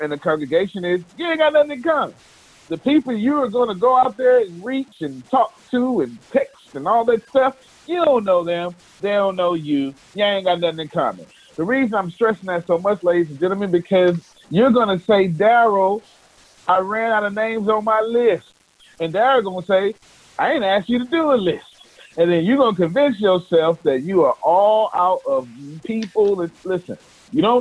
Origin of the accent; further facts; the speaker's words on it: Texas, United States; I'm from Texas